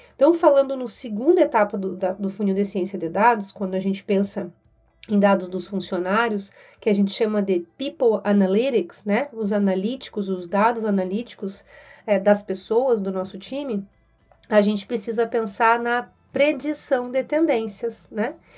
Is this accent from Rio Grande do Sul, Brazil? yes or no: yes; Rio Grande do Sul, Brazil; moved away as an adult; now in São Paulo, Brazil; Sou gaúcha, moro aqui em São Paulo há seis anos